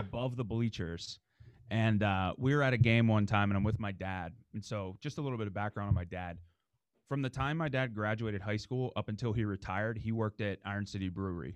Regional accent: Dormont, Pennsylvania, United States; I was born and raised in Dormont

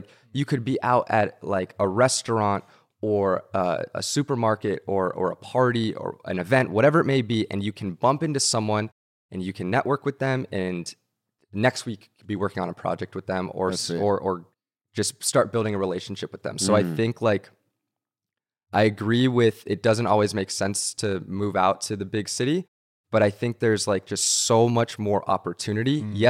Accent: Santa Monica, California, United States; I did. Yeah. I grew up in Santa Monica.

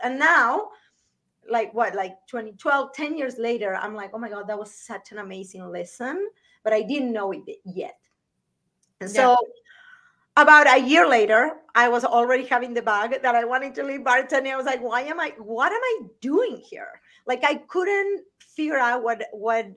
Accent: Argentina; moved away as an adult; also born or lived in Las Vegas, United States; now in United States; I'm from Argentina originally, and I came to the US because I was a really good bartender

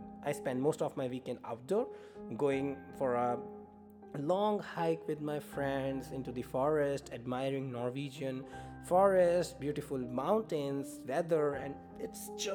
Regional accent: India; English is a second language; moved away as an adult; now in Norway; I moved to Norway from India

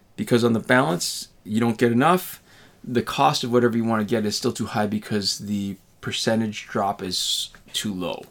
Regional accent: Canada; as a Canadian

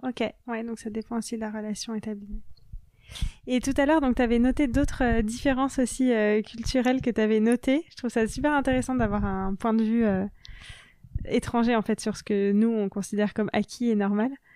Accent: France; en grandissant en France

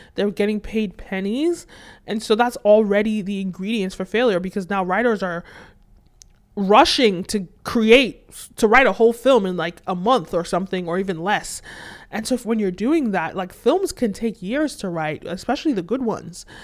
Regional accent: Nigeria; I'm originally from Nigeria

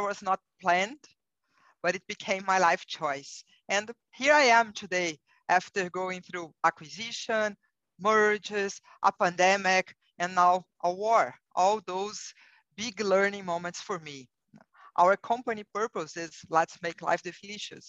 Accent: Brazil; English is a second language; moved away as an adult; now in United States; you will realize from my accent that I'm not a native English speaker. I'm originally from Brazil and I have been living in the United States for nine years.

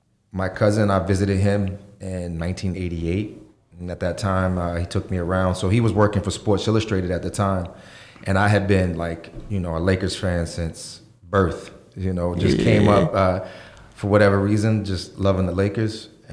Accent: Atlantic City, New Jersey, United States; moved away as an adult; also born or lived in New York; now in Las Vegas, United States; I grew up in Atlantic City, New Jersey, South Jersey, and, you know, casinos.

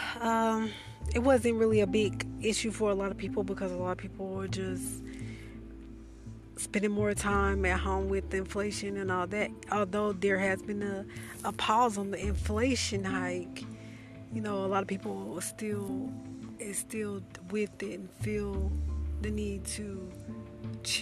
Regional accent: the South, United States; I'm from the South

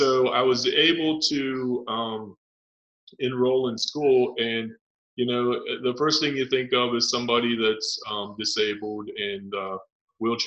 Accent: Cumberland, Maryland, United States; From Cumberland, Maryland

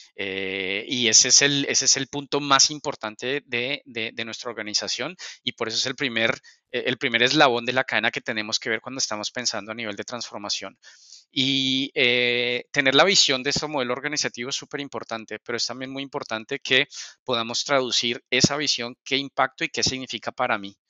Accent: Colombia; moved away as an adult; now in Spain; soy, soy de Colombia, llevo un par de años, ya hoy para dos años aquí en, España

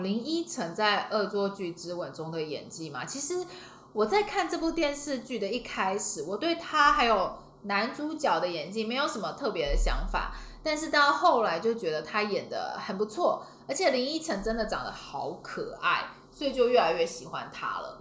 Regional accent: Taiwan; 我们台湾人

